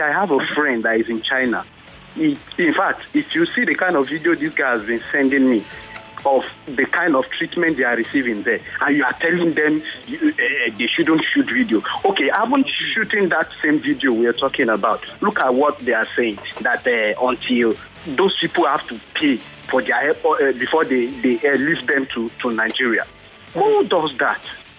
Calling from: Israel; Yeah, this is … in Israel.

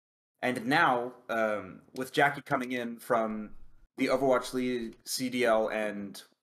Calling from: Dallas, Texas, United States; I am calling from Dallas, Texas.

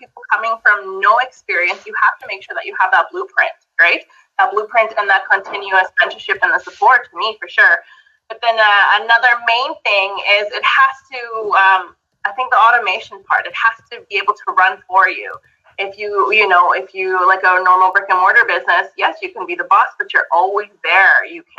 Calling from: Alberta, Canada; So, like Tammy said … I'm coming from Alberta, Canada.

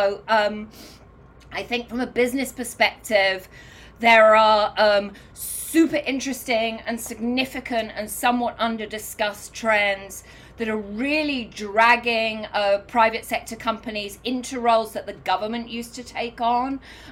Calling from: New York City, New York, United States; I live in New York. I'm calling in from New York this morning.

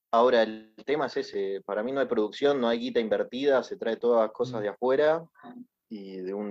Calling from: Caballito, Buenos Aires, Argentina; ¿cómo andan? … de Caballito y quería preguntarles acerca de cómo, qué es lo que causó la decadencia de Canal 13

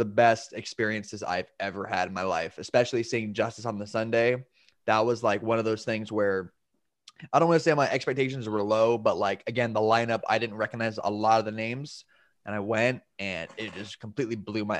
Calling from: Orlando, Florida, United States; I am from Orlando, Florida.

